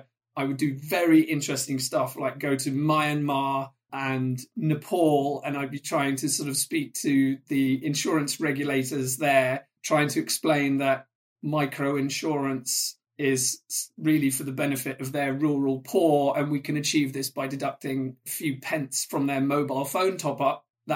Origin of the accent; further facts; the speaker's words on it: North West England, United Kingdom; English is a second language; came to England when I was 8 or 9 in, I'm going to date myself here, the late 80s. So I grew up in Cheshire. I went to school in the Midlands.